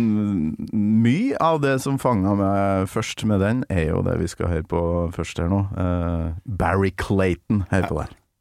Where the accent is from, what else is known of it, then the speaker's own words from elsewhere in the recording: Kolvereid, Trøndelag, Norway; der jeg kommer ifra, da, Kolvereid, i, nesten på nordlandsgrensa